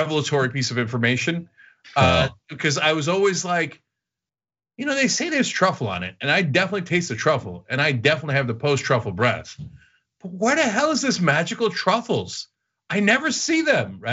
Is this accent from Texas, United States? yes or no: no; New Jersey, United States; when I was growing up in Jersey, we used to have pepperoni pizza with extra cheese